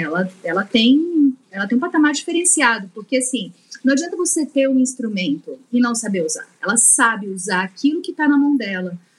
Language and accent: Portuguese; Minas Gerais, Brazil; Sou mineira